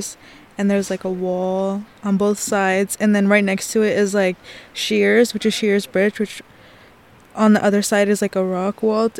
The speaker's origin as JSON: {"language": "English", "town": "Warm Springs", "region": "Oregon", "country": "United States", "said": "I'm from the Confederate Tribes of Warm Springs, Oregon"}